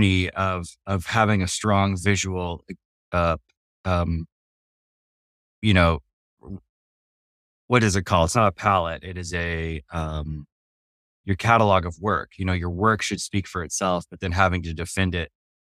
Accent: New Mexico, United States; I grew up in New Mexico, which is in the southwest of America.

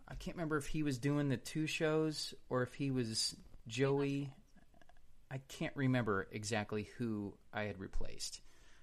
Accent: Kansas City, United States; I'm from Kansas City

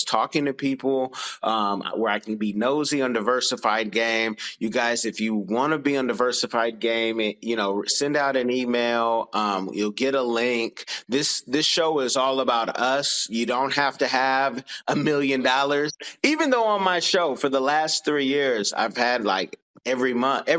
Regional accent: United States; as an American

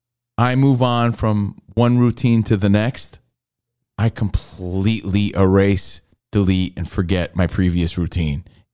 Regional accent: New Jersey, United States; now in Los Angeles, United States; I'm from Jersey

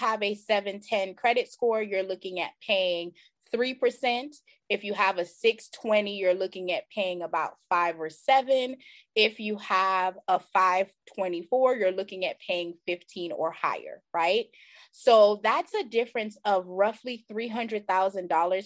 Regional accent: Jamaica; now in United States; I'm originally from Jamaica

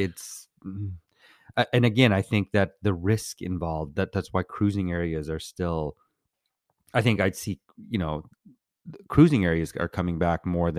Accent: Minnesota, United States; now in Los Angeles, United States; I'm from Minnesota.

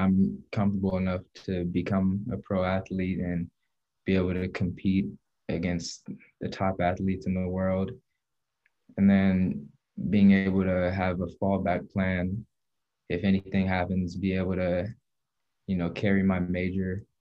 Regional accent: Oakland, California, United States; I'm from Oakland, California

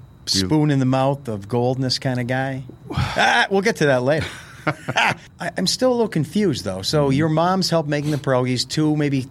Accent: just outside of Carbondale, Pennsylvania, United States; I grew up just outside of Carbondale

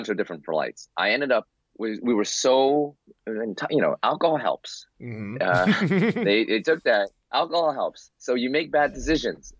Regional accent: New York City, New York, United States; I'm from New York City, born and raised.

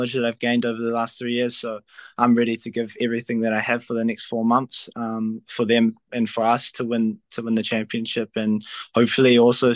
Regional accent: New Zealand; moved away as an adult; now in Serbia; I'm from New Zealand, and I'm very proud of my home country

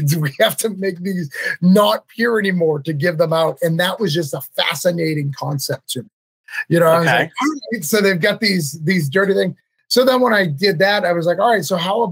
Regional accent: New England, United States; I'm from New England

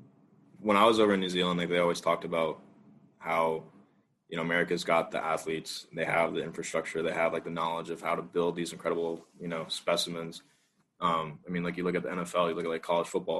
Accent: United States; as an American

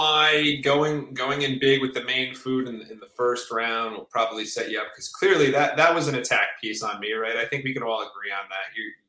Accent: New Jersey, United States; not many people might know this, but I'm from New Jersey, you know, the greatest country in all of America.

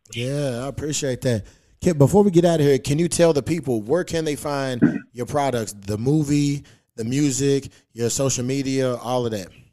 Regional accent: Louisville, Kentucky, United States; moved away; back in my hometown because uh, where I'm from, that's where the Breonna Taylor murder happened

